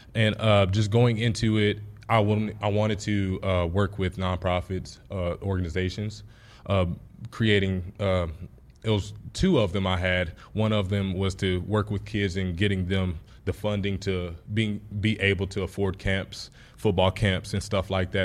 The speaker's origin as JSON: {"language": "English", "region": "Texas", "country": "United States", "tie": "born or raised there", "moved": "as an adult", "lives_now": "Nebraska, United States", "said": "Texas was my hometown"}